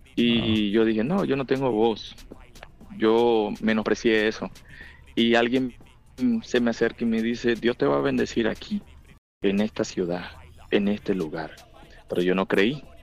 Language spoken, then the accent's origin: Spanish; Buenaventura, Valle del Cauca, Colombia; accent: Colombian; moved away as an adult; now in United States; yo nací en la ciudad de Colom de Buenaventura, Valle del Cauca, Colombia. Em, ¿Qué te digo? Me mudé a Estados Unidos en el 2012 exactamente